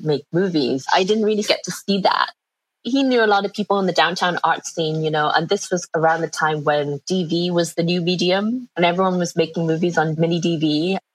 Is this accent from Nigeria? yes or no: no; England, United Kingdom; moved away as an adult; now in New York, United States; I'm from England, and after graduating, I ended up coming to New York